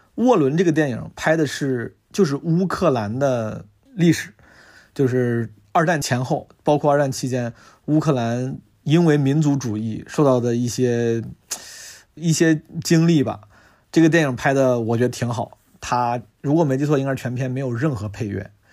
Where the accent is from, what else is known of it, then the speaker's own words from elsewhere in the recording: Zhengzhou, Henan, China; now in Beijing, China; 作为一个土生土长的河南郑州人